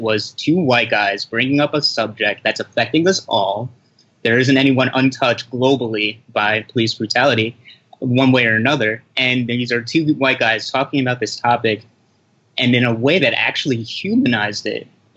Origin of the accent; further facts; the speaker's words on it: United States; I was born in the States, so I'm actually American, but I'm Haitian descent